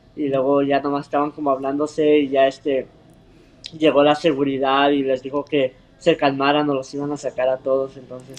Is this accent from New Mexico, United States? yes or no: yes; Clovis, New Mexico, United States; moved away; yo nací en Estados Unidos, ah, en un pueblo chiquito que se llama Clovis, Nuevo México